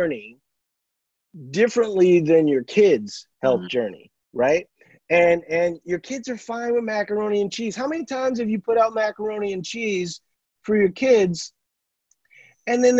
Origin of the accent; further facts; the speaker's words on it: Louisiana, United States; moved away; I'm from Louisiana originally